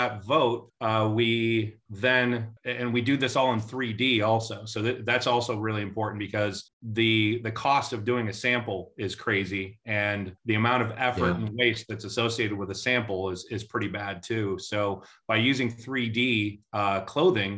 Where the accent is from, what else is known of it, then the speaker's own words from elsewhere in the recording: Midwest, United States; moved away as an adult; now in Atlanta, United States; I'm originally from the Midwest, but I've been a transplant into Atlanta now for 22 years.